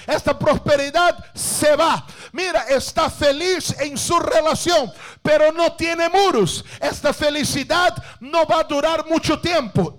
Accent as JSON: {"language": "Spanish", "country": "Brazil", "second_language": "Spanish", "said": "yo soy brasileño"}